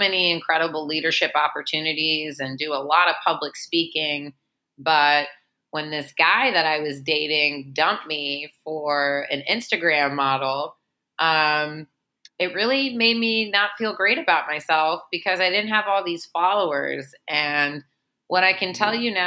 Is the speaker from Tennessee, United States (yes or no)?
yes; Memphis, Tennessee, United States; I'm a Jew from Memphis, Tennessee